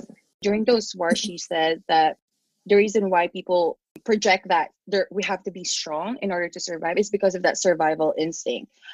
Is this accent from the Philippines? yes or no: yes; Philippines; English is a second language; now in United States; the people that I grew up with, especially in the Philippines